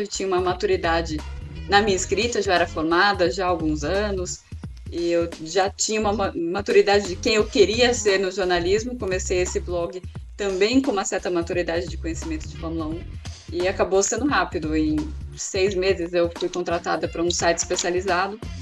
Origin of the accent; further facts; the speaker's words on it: Águas de Lindóia, São Paulo, Brazil; moved away; Eu Fui criada em Águas de Lindóia, uma cidade pequenininha do interior de São Paulo, com 12 mil habitantes